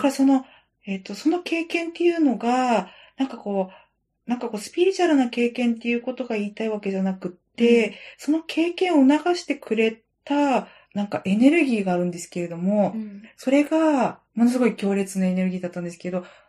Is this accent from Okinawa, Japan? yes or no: no; Sendai, Miyagi, Japan; 私子供の頃に仙台で育った